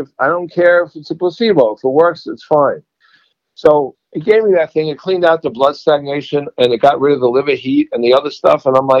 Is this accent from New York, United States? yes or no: yes; New York, United States; I don't know whether it's from being New Yorker or just being in my family.